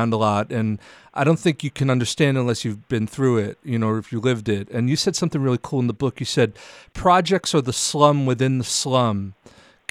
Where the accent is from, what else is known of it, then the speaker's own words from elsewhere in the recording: New York City, New York, United States; I'm a New Yorker